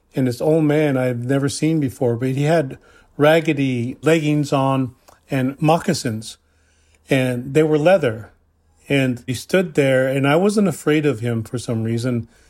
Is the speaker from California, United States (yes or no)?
no; Cheyenne River Lakota Reservation, South Dakota, United States; I am from the Cheyenne River, Lakota Reservation in South Dakota